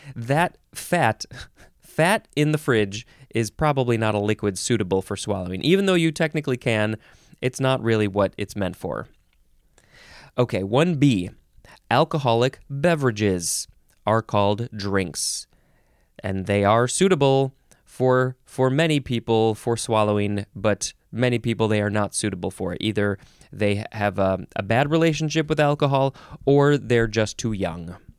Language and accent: English; United States